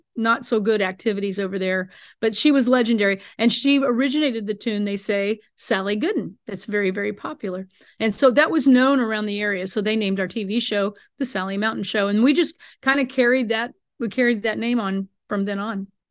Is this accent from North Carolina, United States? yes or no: no; Greentop, Missouri, United States; up in northern Missouri by my hometown of Greentop.